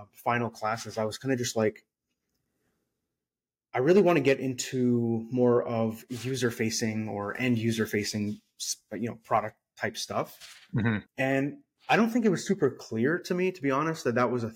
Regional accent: San Francisco Bay Area, California, United States; now in Austin, United States; I'm from the San Francisco Bay Area.

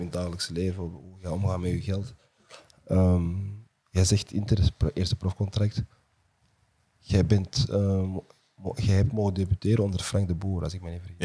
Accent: Antwerp, Flanders, Belgium; ik ben van linkerover

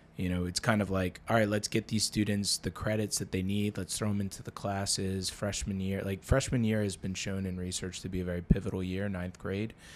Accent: New Jersey, United States; now in Baltimore, United States; another girl that we grew up with in New Jersey

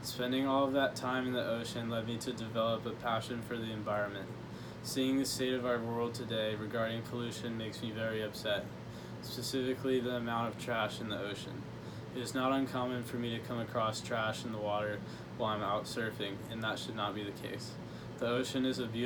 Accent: Sacramento, California, United States; I grew up in Sacramento, California, and lived in the same house for basically my entire life

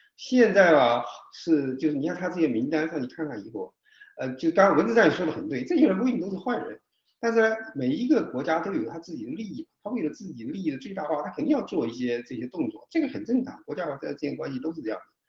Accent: China; 我们中国人

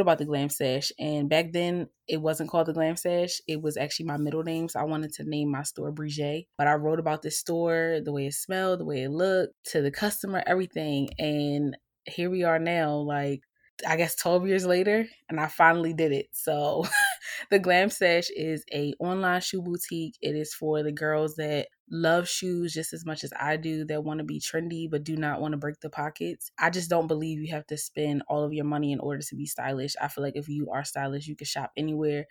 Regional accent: Baltimore, Maryland, United States; moved away as an adult; now in Philadelphia, United States; I currently reside in Philadelphia, P A, but I am from Baltimore, Maryland

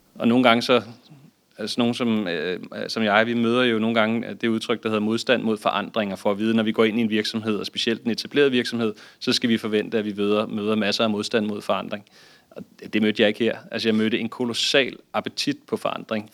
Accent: Denmark; som danskere

